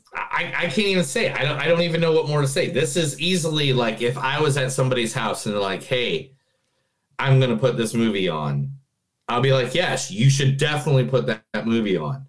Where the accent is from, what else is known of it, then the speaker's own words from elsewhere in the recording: Indiana, United States; I'm from Indiana